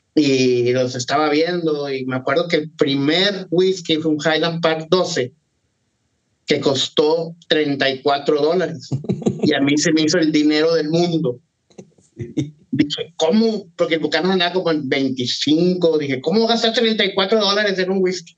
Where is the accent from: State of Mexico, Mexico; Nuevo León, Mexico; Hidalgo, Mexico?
Nuevo León, Mexico; Monterrey; now in Houston, United States; yo soy de Monterrey, de Monterrey, Nuevo León, México, pero pues, vivo aquí en Houston